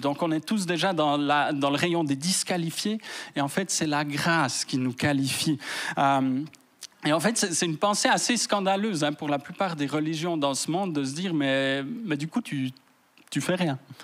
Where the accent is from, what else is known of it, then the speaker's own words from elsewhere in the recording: Fribourg, Switzerland; je viens de Fribourg